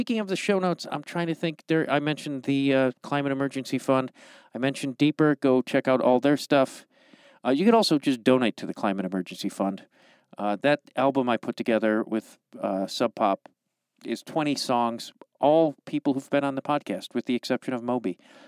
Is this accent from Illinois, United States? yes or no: yes; Chicago, Illinois, United States; I'm from Chicago